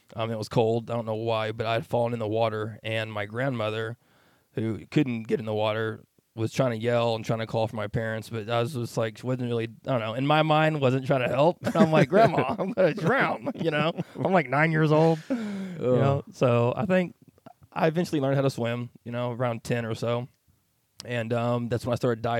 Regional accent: Keller, Texas, United States; So I hail from Texas. I grew up in Keller, Texas, which is about 25 minutes or so north of Fort Worth

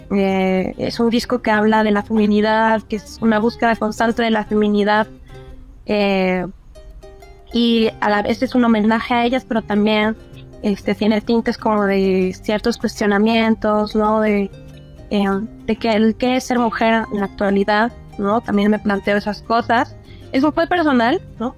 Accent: Veracruz, Mexico; also born or lived in Guatemala; ciertos lugares que, que, me conforman, que es Veracruz, que también es Guatemala, yo soy mitad guatemalteca, mi, padre, mira, mi padre es de Guatemala

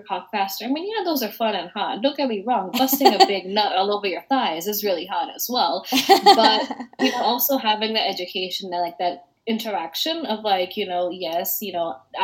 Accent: United States; I was born in America

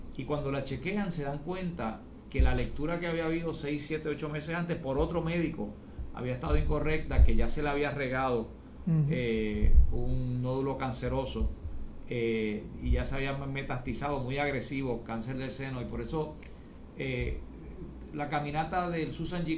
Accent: San Juan, Puerto Rico; also born or lived in Washington; yo vengo de una familia de comerciantes pequeños, en una familia muy, muy de San Juan, de Santurce

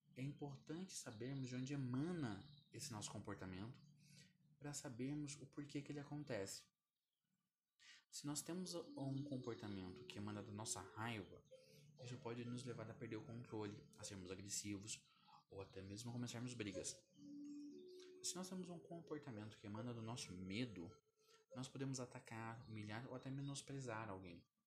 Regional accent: Curitiba, Paraná, Brazil; Eu tenho 28 anos e sou de Curitiba

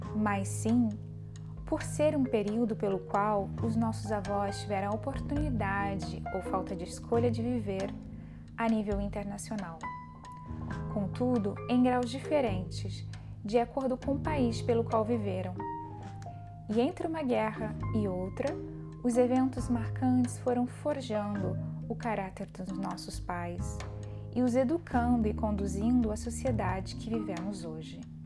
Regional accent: Brazil; moved away as an adult; now in France; o Brasil, país onde nasci

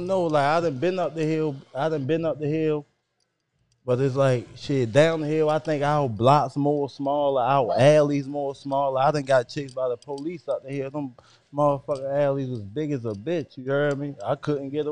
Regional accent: Baltimore, Maryland, United States; I'm from East Baltimore

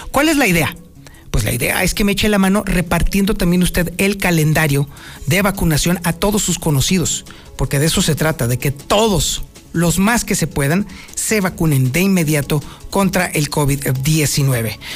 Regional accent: Mexico; así, así somos los mexicanos, así nos encanta el folclore.

